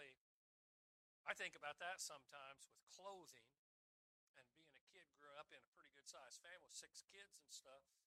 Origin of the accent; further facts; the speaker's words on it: United States; as an American